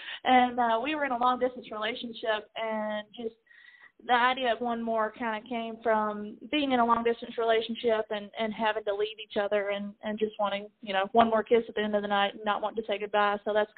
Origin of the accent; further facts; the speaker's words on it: North Carolina, United States; moved away as an adult; now in Nashville, United States; I'm from North Carolina. I'm getting married in North Carolina. So I play a lot of shows in the North Carolina area, but I have been living in Nashville for the past 6.5 years.